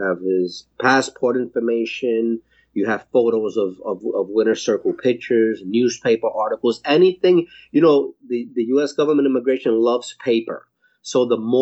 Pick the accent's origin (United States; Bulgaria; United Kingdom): United States; New York; moved away as an adult; also born or lived in Puerto Rico; I was born in New York, and I lived in Puerto Rico later on in my life as a young adult and into adulthood. But I grew up in New York